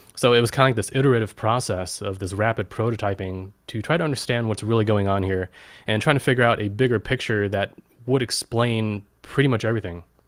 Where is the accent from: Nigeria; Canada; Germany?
Germany; I was born in Germany in nineteen eighty.